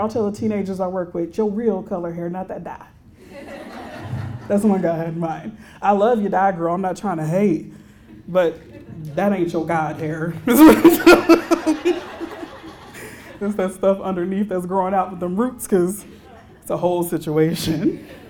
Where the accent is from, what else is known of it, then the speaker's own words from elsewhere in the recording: Houston, Texas, United States; I'm a native Texan. So I grew up in Houston